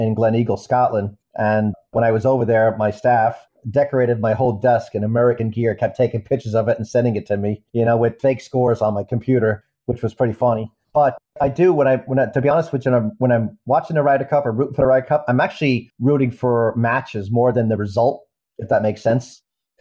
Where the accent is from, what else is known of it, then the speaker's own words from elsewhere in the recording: Ireland; moved away as an adult; now in United States; I was born in America, raised in Ireland